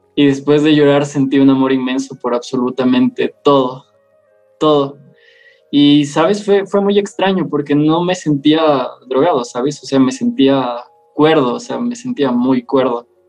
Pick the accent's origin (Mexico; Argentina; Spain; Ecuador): Ecuador; Loja; also born or lived in Quito; Soy de Ecuador y tengo 20 años